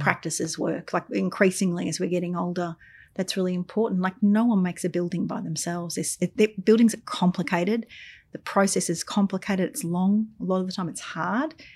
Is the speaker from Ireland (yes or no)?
no; Albury, New South Wales, Australia; now in Melbourne, Australia; I grew up in Albury on the Murray River.